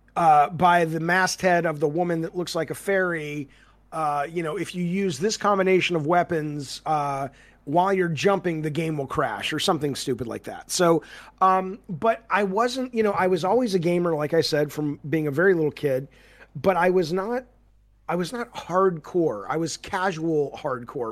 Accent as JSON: {"language": "English", "region": "Alabama", "country": "United States", "tie": "born or raised there", "also_born_or_lived": "Santa Monica", "moved": "yes", "said": "I grew up in Alabama"}